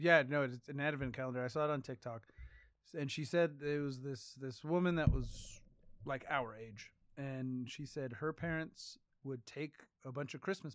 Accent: United States; Proud to be an American.

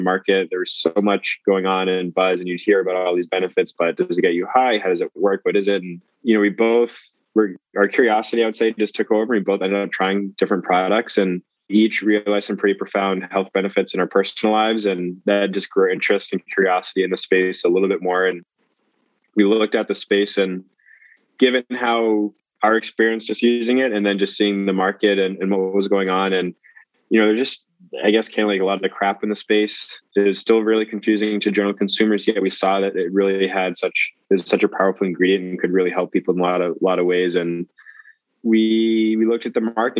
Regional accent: Boston, Massachusetts, United States; I grew up in the Boston area

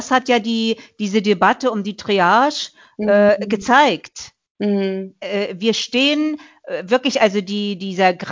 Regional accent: Mecklenburg-Vorpommern, Germany; ich sag mal so, ich komme ja aus Mecklenburg-Vorpommern.

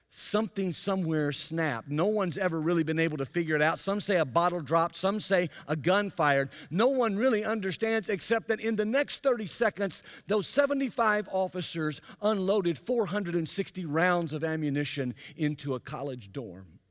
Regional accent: Jackson, Mississippi, United States; in my hometown of Jackson, Mississippi

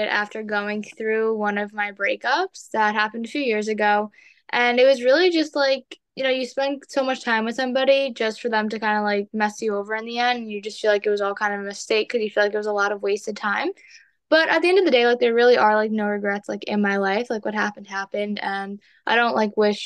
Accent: New York City, New York, United States; also born or lived in Long Island; So I was born and raised in New York City, and then when I was about like 11 years old, I transitioned to Long Island.

